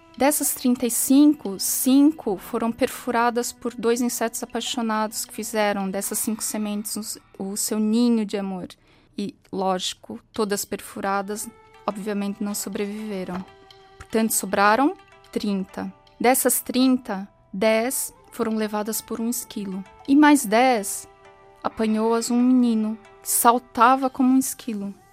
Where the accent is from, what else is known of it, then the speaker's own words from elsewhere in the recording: São Paulo, Brazil; moved away as an adult; now in Portugal; Eu nasci e cresci em São Paulo, no Brasil.